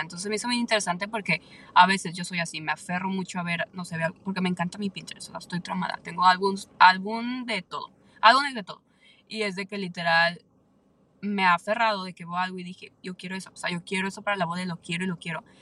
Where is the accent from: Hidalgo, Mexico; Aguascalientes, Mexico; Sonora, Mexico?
Aguascalientes, Mexico; now in San Antonio, United States; yo soy de México, entonces claramente casi toda mi familia vive allá en México, yo soy de Aguascalientes